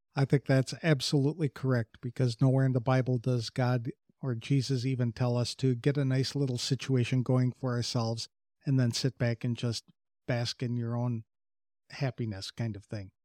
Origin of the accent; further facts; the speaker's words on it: Wisconsin, United States; moved away; I come from Wisconsin, and there are a lot of farm families up there